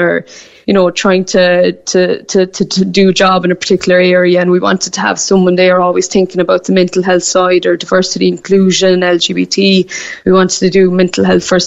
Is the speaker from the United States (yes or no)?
no; Newmarket, Munster, Ireland; moved away as an adult; now in Sydney, Australia; I'm from Newmarket in North Cork.